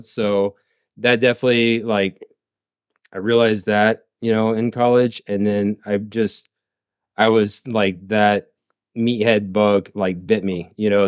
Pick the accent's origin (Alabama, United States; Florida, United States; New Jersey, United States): Florida, United States; Bradenton; also born or lived in Oklahoma; I am originally from Bradenton. Yeah, born and raised